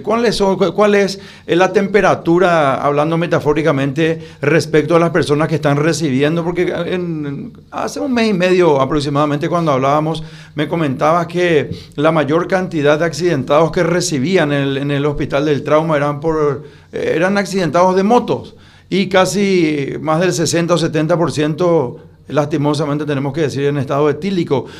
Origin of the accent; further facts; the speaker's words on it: Paraguay; como paraguayo